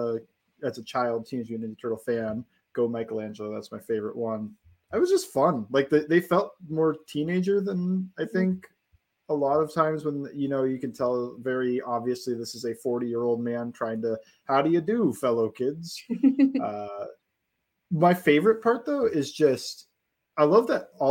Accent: United States; I grew up in Brown Steelers territory

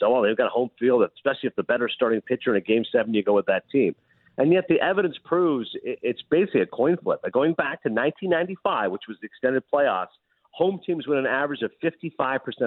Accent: Canada; us as Canadians

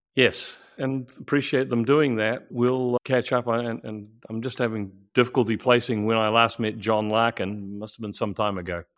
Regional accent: New Zealand; moved away as an adult; I'm a, uh, New Zealander born and raised

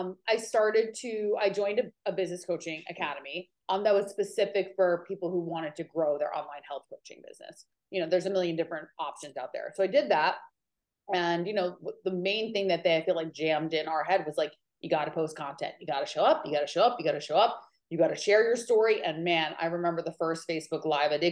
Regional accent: New York, United States; moved away as an adult; also born or lived in California; now in Maui, United States; I am originally from New York, and now I live in Maui, Hawaii

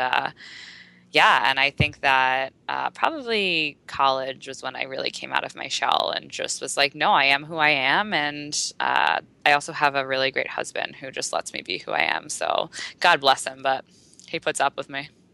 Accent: United States; there's so many girls in America who I grew up

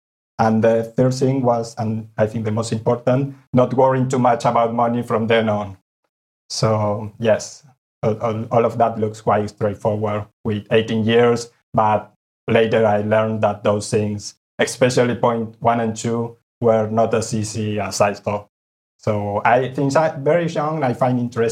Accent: Buenos Aires, Argentina; moved away as an adult; now in Spain; I grew up in Buenos Aires, Argentina.

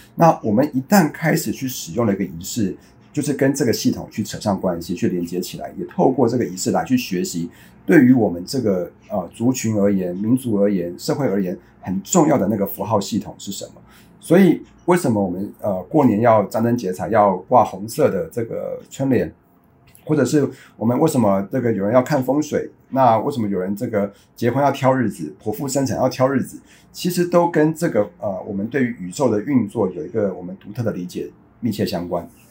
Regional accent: Taiwan; 我们台湾话讲刷掉

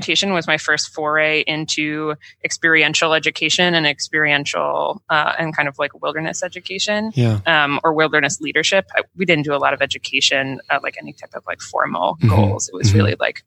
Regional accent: Burlington, Vermont, United States; Burton Snowboards was in my hometown

